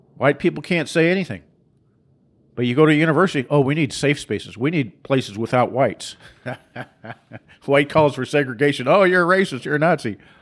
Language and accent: English; Seattle, Washington, United States; I grew up in Seattle